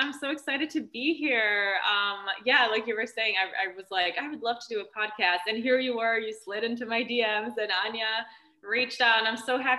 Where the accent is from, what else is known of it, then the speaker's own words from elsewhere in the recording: St. Louis, Missouri, United States; English is a second language; moved away as an adult; also born or lived in Germany / Canada / Vancouver / France; And I moved there when I was about 8 years old. I didn't speak a word of English.